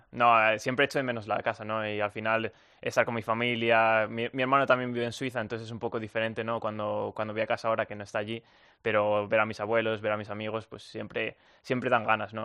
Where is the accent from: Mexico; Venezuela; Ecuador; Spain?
Spain; moved away as an adult; now in United States; yo soy español